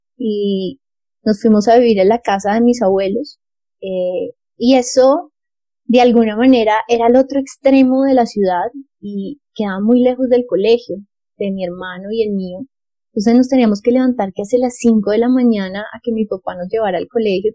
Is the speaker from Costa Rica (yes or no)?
no; Bogotá, Colombia; also born or lived in Italy; yo soy bogotana, yo nací en Bogotá en el año 1988